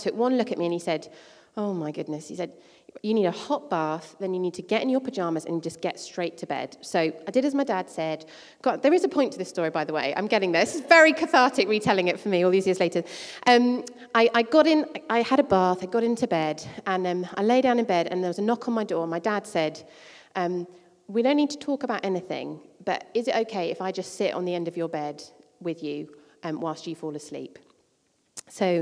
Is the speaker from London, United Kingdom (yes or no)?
yes; Croydon, London, United Kingdom; I spent my teenage years growing up in Croydon, in South London